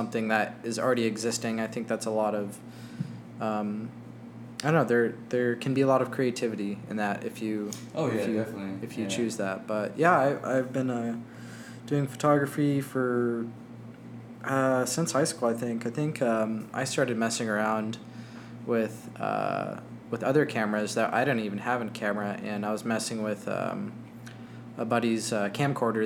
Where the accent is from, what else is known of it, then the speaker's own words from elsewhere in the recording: Albuquerque, New Mexico, United States; now in Phoenix, United States; I was born in Albuquerque, New Mexico